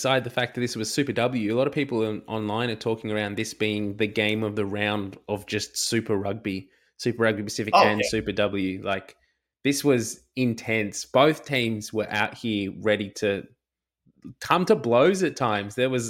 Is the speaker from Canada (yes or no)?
no; Australia; As Aussie fans, we sit here and we get these players that are announced as, you know, fringe players for the Wallabies